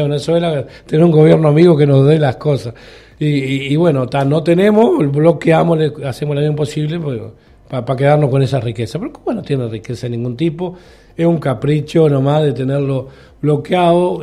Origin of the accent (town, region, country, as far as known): Uruguay